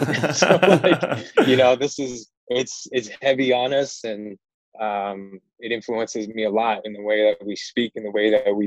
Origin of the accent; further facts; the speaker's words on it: Oakland, California, United States; also born or lived in Central Valley, California / Sacramento, California; I was born in Oakland, raised in the Bay Area.